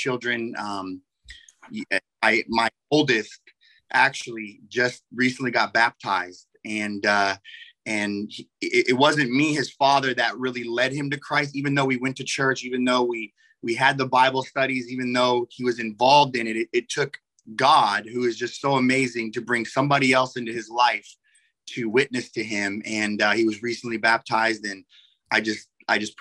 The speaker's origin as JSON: {"language": "English", "town": "Chicago", "region": "Illinois", "country": "United States", "tie": "born or raised there", "also_born_or_lived": "California", "moved": "yes", "said": "I was born in Chicago, Illinois"}